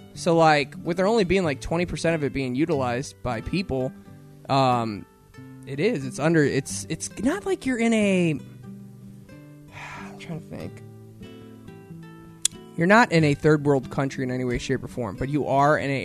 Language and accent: English; Missouri, United States